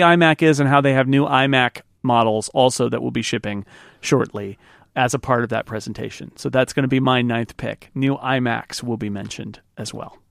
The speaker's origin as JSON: {"language": "English", "country": "United States", "said": "mine as an American"}